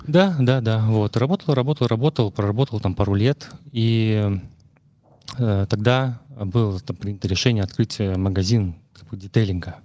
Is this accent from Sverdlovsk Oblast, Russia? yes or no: no; Murmansk, Murmansk Oblast, Russia; moved away; я из Мурманска